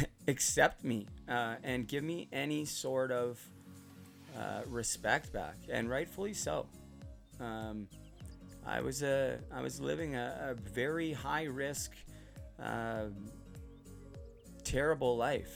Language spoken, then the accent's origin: English; Port Coquitlam, British Columbia, Canada; now in Utterson, Canada; I'm originally from Port Coquitlam, which is out west near Vancouver. Right now I'm living in Ontario, in Muskoka, in Utterson.